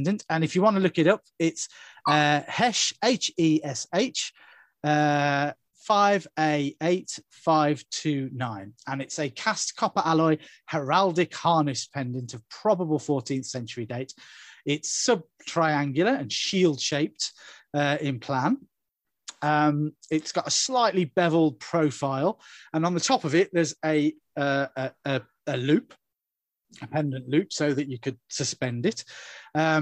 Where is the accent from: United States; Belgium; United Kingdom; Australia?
United Kingdom; England; I'm English to my marrow